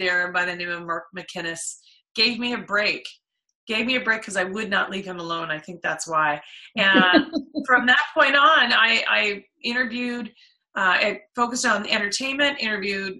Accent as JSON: {"language": "English", "town": "Oakville", "region": "Ontario", "country": "Canada", "tie": "born or raised there", "said": "I grew up in Oakville"}